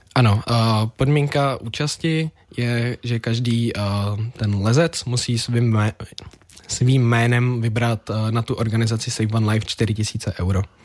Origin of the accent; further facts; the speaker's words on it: Czechia; jako správný Čech